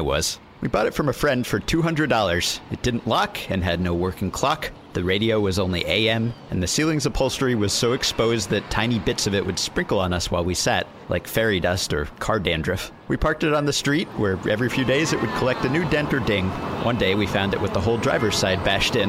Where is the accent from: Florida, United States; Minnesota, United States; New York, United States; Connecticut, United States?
New York, United States; New York City; I grew up in Manhattan, and so I never needed to drive.